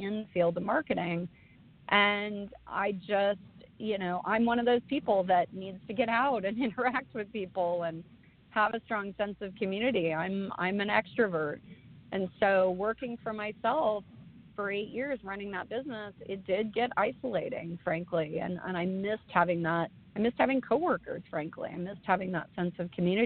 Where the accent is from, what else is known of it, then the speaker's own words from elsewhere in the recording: Arroyo Grande, California, United States; moved away; I grew up on the Central Coast. In Arroyo Grande, California.